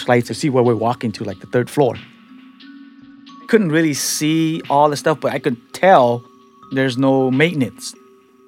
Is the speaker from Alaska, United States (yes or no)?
no; San Francisco, California, United States; also born or lived in Cambodia; I'm a guy from the Tenderloin that nobody expects to go to college and graduate